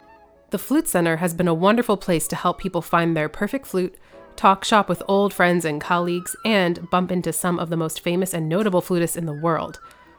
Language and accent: English; New York, United States; moved away as an adult; also born or lived in Texas; I grew up in New York in a musical family